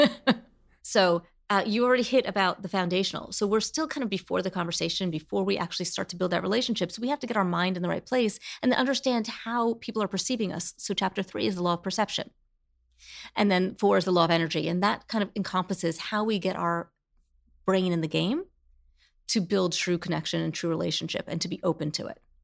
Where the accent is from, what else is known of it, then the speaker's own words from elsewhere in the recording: New Jersey, United States; I grew up in Jersey on a hill.